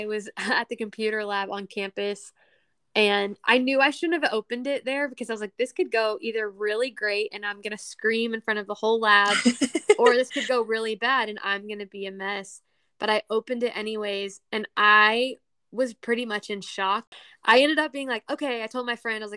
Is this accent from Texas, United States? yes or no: yes; Texas, United States; my home state of Texas